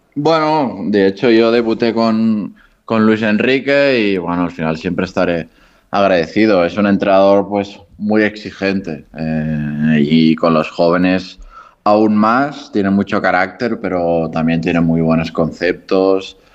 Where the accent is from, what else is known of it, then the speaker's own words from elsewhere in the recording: Barcelona, Catalonia, Spain; moved away as an adult; also born or lived in Granada / Japan; now in Andorra; cerca de, de Barcelona, que es de donde soy